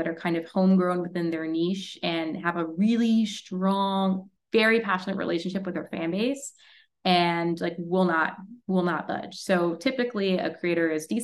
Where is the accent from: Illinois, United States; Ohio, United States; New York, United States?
New York, United States; I'm from New York